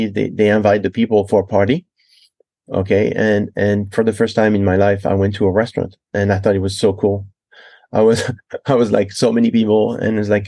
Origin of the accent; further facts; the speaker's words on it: Loire Valley, France; English is a second language; moved away; also born or lived in Bailly, France / Versailles, France; I was born in Versailles, France. And my parents lived in that city of Versailles. Actually, was next to Versailles. It's called Bailly. And we lived there for six years until they decided that the city life was not good enough for us. They wanted another story. And they moved to the country.